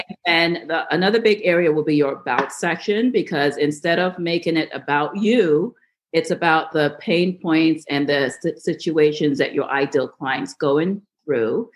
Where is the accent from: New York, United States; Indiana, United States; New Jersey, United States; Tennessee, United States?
New York, United States; I grew up in New York